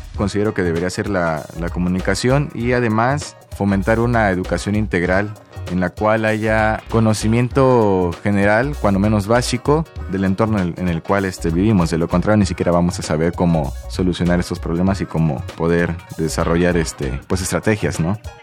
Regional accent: La Plata, Buenos Aires Province, Argentina; soy de la ciudad de La Plata

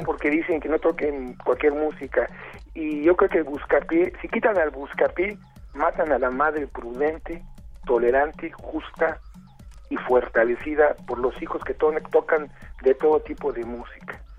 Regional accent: Mexico; Soy mexicano

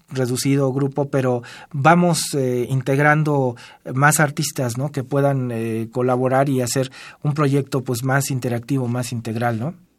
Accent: Mexico City, Mexico; somos de Tenochtitlan

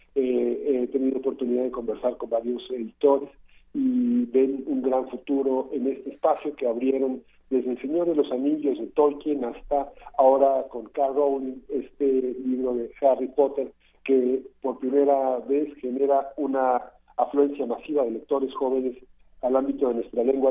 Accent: Mexico; como mexicanos

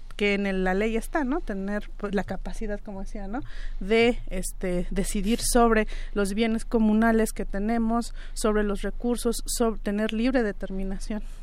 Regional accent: Mixe region, Oaxaca, Mexico; en la propia región Mije, de, donde, de donde yo vengo

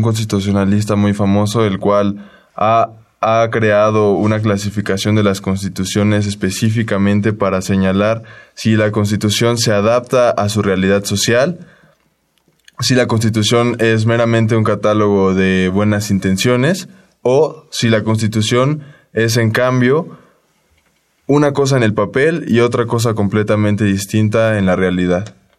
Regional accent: Mexico

